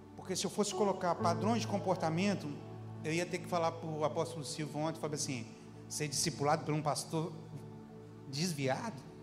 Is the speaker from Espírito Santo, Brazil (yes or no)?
yes; Capixaba, Campo Grande / Guarapari, Espírito Santo, Brazil; now in Belo Horizonte, Brazil; sou capixaba, de Guarapari. Quer dizer, de Campo Grande, mas morei em Guarapari